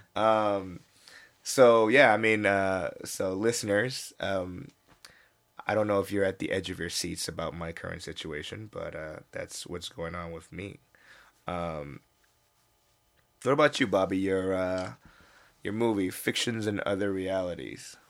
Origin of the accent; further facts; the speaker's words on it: United States; now in South Korea; I was born in the States